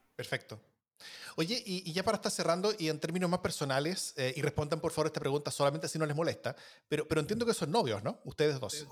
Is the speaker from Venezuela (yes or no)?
no; Chile; en mi país, por ejemplo, Chile